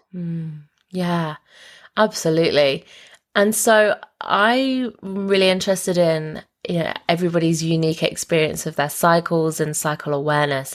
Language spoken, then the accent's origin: English; United Kingdom; we actually grew up about half an hour away from each other in um, the UK